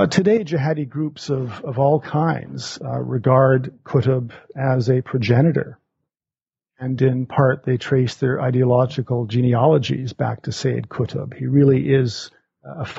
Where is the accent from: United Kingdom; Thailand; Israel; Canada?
Canada; Alberta; moved away as an adult; also born or lived in Montreal, Canada / Cairo, Egypt; now in Omaha, United States; I grew up in Alberta, Canada